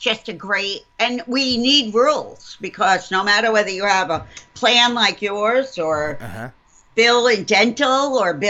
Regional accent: New York, United States; I'm calling in from New York State. I'm in New York.

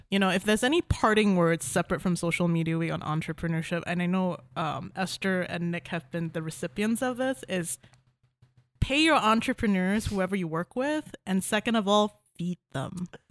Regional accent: Malaysia; moved away as an adult; now in Kalamazoo, United States; I'm originally from Malaysia. I came here for school, um, and I stayed here for a boy.

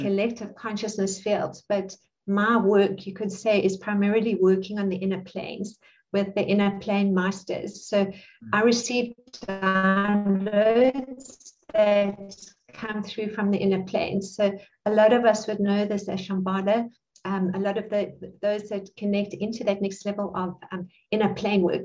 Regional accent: South Africa; also born or lived in Cape Town; I'm South African, and I live in Cape Town

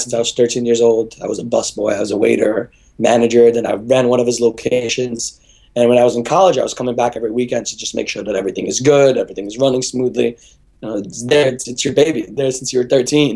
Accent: Brooklyn, New York, United States; I grew up in Brooklyn, New York

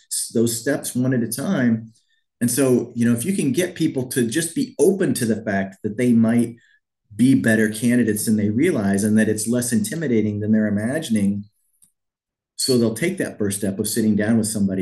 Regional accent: Missouri, United States; moved away as an adult; also born or lived in Wisconsin; I grew up here in Missouri, and you know, five generations of my family came from Missouri

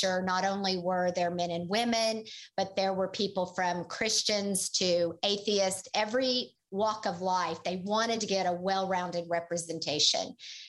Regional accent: Oklahoma, United States; And he was from Missouri and I was from Oklahoma.

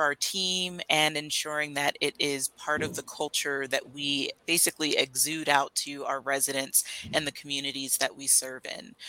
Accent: Pennsylvania, United States; moved away as an adult; also born or lived in Flagstaff, Arizona; now in Arizona, United States; I am from Pennsylvania originally

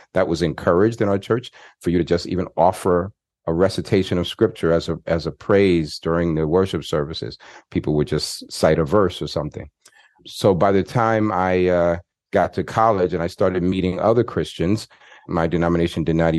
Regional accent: Queens, New York, United States; I grew up in Queens, New York, and when I was about 10 years old, my dad started taking us.

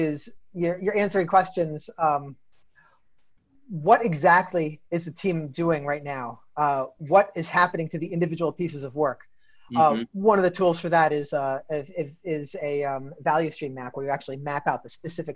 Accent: New York, United States; I'm from New York

